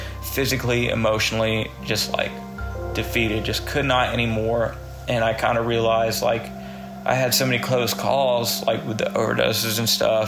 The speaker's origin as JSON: {"language": "English", "region": "the South", "country": "United States", "said": "I'm from the South"}